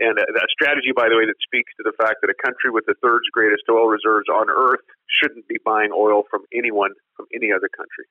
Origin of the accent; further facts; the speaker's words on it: Swift Current, Saskatchewan, Canada; I'm talking to you from, from my hometown of Swift Current